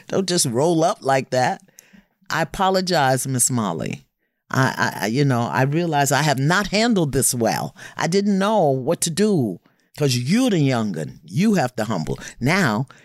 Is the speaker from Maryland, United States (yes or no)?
no; New York City, New York, United States; I come from Brooklyn